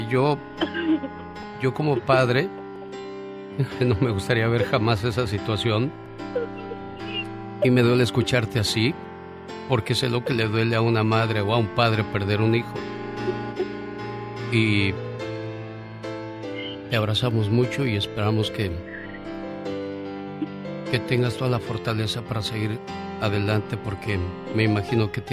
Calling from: Modesto, California, United States; Señor Genio Lucas, soy una señora de Modesto.

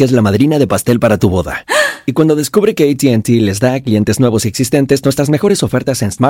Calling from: Woodside, California, United States; De aquí de Woodside, California.

